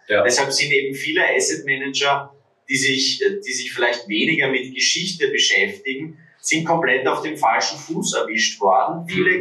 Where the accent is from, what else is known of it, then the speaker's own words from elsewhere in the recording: Vienna, Austria; würde man bei uns in Wien sagen